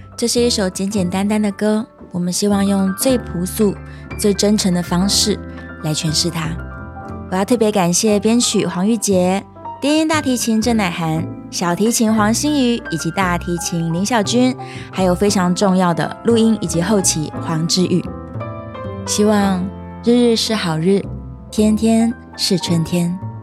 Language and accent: Chinese; Taiwan; 身为一个土生土长的台湾音乐人